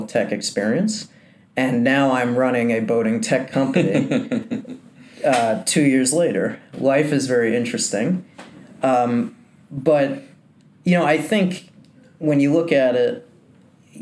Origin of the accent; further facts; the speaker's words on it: New Jersey, United States; I was born and raised in New Jersey